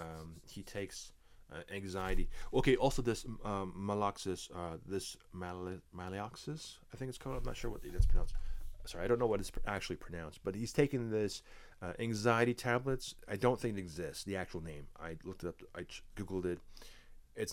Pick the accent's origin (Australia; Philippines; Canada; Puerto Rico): Canada; me being a Canadian boy